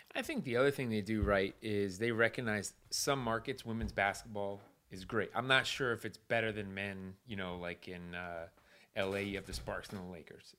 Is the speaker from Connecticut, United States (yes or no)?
yes; Connecticut, United States; I grew up in Connecticut